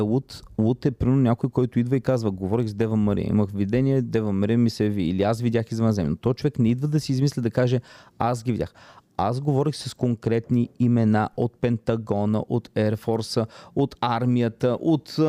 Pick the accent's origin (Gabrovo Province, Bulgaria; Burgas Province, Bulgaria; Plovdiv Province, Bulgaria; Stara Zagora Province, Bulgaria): Plovdiv Province, Bulgaria; Аз съм от Плодивчанин.